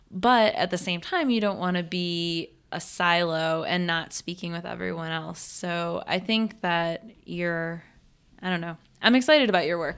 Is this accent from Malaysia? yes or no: no; Western New York, United States; moved away as an adult; also born or lived in Texas; I grew up in Western New York, had a certain climate